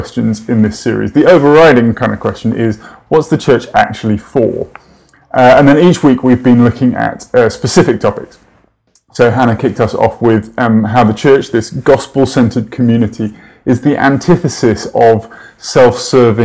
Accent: United Kingdom; moved away as an adult; now in United States; Coming from the UK, it's important to stress just how different our church experience in my home country is to that here in the US

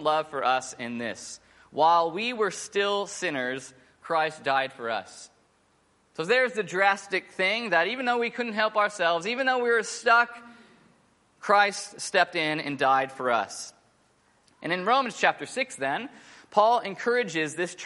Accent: United States; moved away as an adult; now in Sydney, Australia; I'm American, but I'm not really American. I'm Aussie, but I'm not really Aussie.

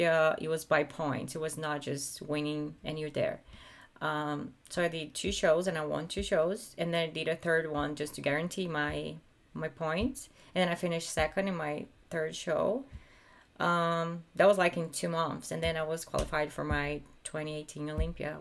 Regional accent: Brazil; moved away as an adult; now in California, United States; I had a really, really happy life in Brazil

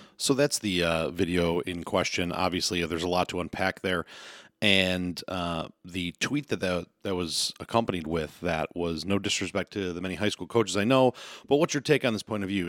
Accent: Western New York, United States; I'm gonna talk from the West New York area, uh, because that's where I'm from

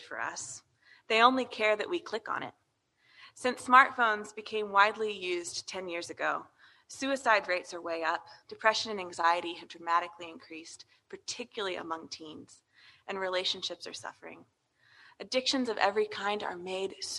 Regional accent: United States; as American Christians

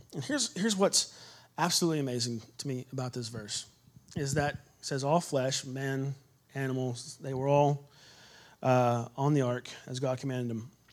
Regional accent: Texas, United States; I'm from Texas

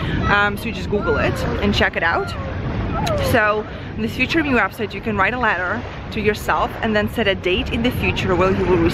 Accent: Ukraine; English is a second language; moved away; a girl who was born in Eastern Europe. I come from Ukraine. I was just an immigrant girl who didn't speak the language.

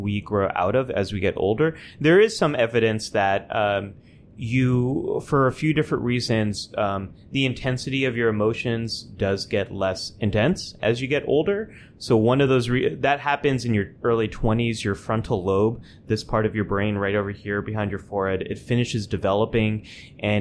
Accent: California, United States; moved away as an adult; also born or lived in New York; I'm a Californian who lived in New York for a decade and now just moved back to California

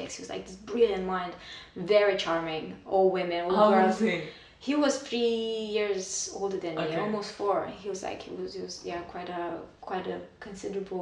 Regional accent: Romania; moved away as an adult; also born or lived in London; I was born and raised in Romania

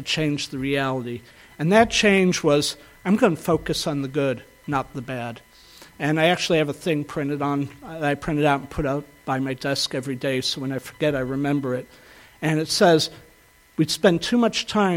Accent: the South, United States; I grew up in the South

